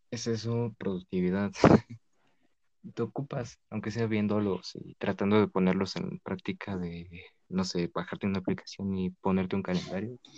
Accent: northern Mexico, Mexico; now in State of Mexico, Mexico; moverme a, mi tierra, yo. ¿De dónde? Y al norte

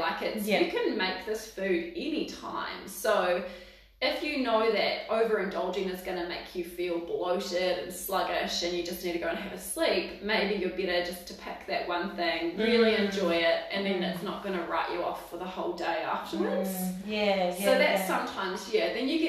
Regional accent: Waipukurau, Hawke's Bay, New Zealand; moved away as an adult; also born or lived in Dunedin; now in Palmerston North, New Zealand; I'm from Central Hawke's Bay

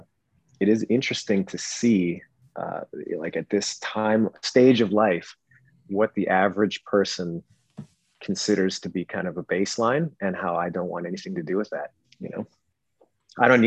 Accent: British Columbia, Canada; I grew up in Western Canada in British Columbia

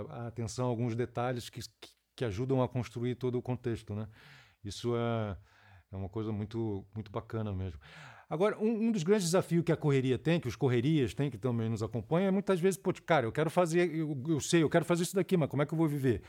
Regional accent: Rio de Janeiro, Brazil; do Rio de Janeiro, lá, que eu sou da Tijuca, da Zona Norte

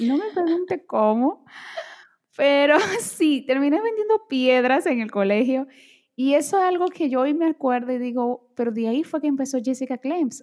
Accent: Dominican Republic; born or raised there; first language Portuguese; Spanish is a second language; also born or lived in Brazil

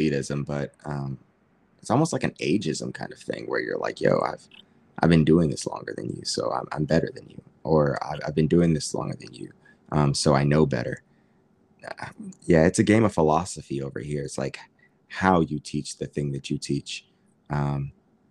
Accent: United States; moved away as an adult; now in Tokyo, Japan; I'm Black and I'm from America

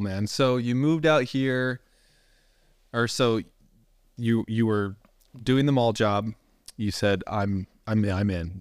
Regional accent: Indiana, United States; I'm from Indiana. We grew up pretty close

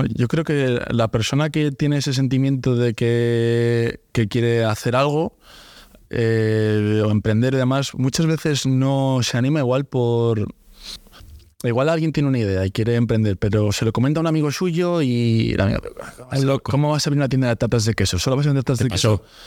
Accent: Santander, Cantabria, Spain; soy un chico de Santander, voy a abrir un negocio igual que que el, que el suyo en mi ciudad

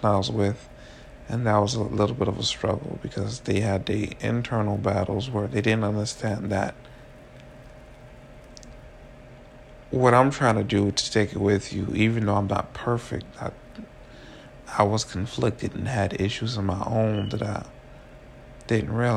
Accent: Miami, Florida, United States; also born or lived in Orlando; I grew up in Miami

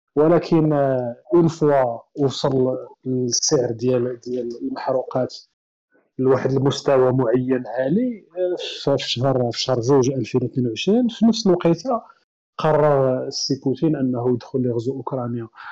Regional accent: Morocco; حنا مثلاً كمغاربة

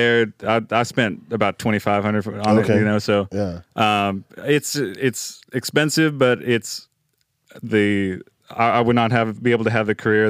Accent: McKinney, Texas, United States; I was up in McKinney, Texas, my hometown.

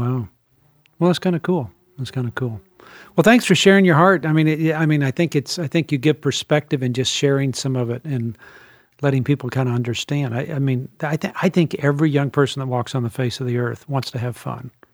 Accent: New Orleans, Louisiana, United States; I was raised in New Orleans, and, and I knew as, when I was in junior high there

